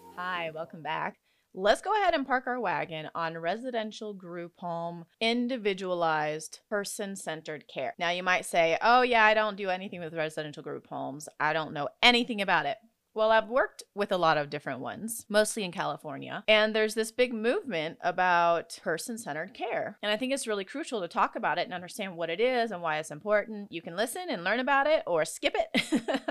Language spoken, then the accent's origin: English; Senegal; now in United States; I grew up in Senegal, West Africa.